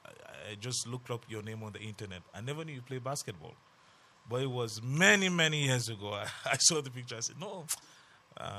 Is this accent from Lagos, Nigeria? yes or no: no; Jos, Plateau, Nigeria; Growing up in Jos, I grew up